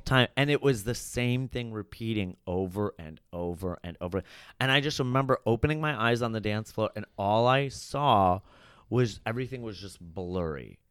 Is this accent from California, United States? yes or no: no; Chicago, Illinois, United States; I grew up in Chicago, and then I went to Columbia College there